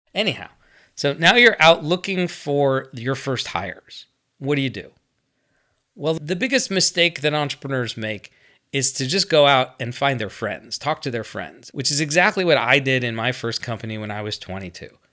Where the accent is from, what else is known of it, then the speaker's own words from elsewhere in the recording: United States; I'm American